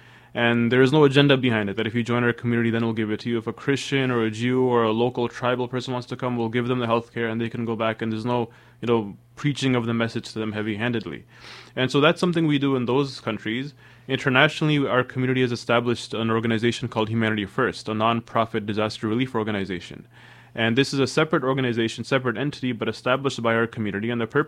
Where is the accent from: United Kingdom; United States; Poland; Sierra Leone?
Sierra Leone; born there; You know, I was born in West Africa, Sierra Leone.